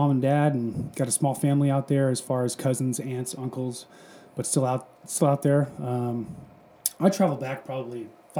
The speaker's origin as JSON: {"language": "English", "town": "Newport Beach", "region": "California", "country": "United States", "moved": "as an adult", "lives_now": "Texas, United States", "said": "I am from Southern California."}